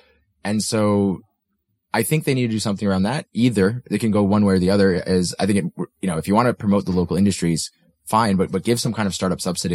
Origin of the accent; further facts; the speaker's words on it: United States; now in Denmark; I'm from the States